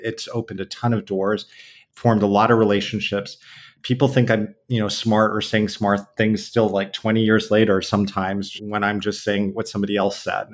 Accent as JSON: {"language": "English", "town": "San Diego", "region": "California", "country": "United States", "tie": "born or raised there", "moved": "yes", "lives_now": "New York City, United States", "said": "I was born and raised in San Diego"}